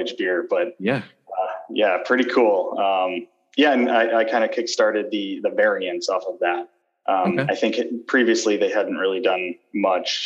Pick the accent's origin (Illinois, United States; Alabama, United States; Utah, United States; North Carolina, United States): Illinois, United States; Chicago; I'm from Chicago. So it was a easy decision to move back to family and everything